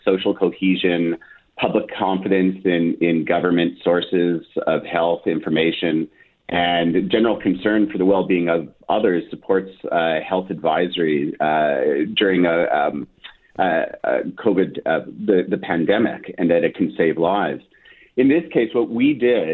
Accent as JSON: {"language": "English", "town": "Winnipeg", "region": "Manitoba", "country": "Canada", "tie": "born or raised there", "moved": "as an adult", "lives_now": "Ottawa, Canada", "said": "I grew up in the Maples. Then my formative years were in Amber Trails, went to Garden City Collegiate"}